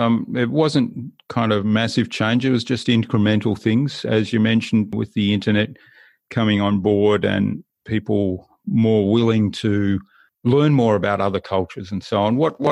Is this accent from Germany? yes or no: yes; Germany; born there; I was living in Germany. I was born in Germany. So I had an upbringing that was kind of across two cultures.